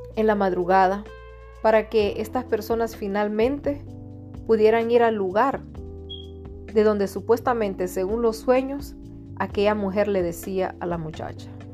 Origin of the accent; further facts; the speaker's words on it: Tegucigalpa, Francisco Morazán, Honduras; soy de Honduras, Tegucigalpa